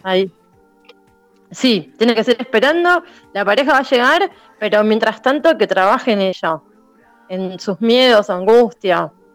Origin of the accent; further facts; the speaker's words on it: Buenos Aires, Argentina; soy de Buenos Aires, de Capital Federal